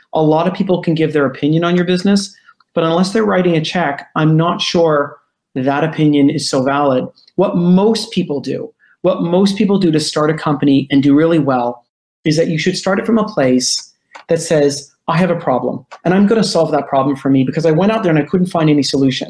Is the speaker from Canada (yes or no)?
yes; Canada; as Canadian, we tend to be overly polite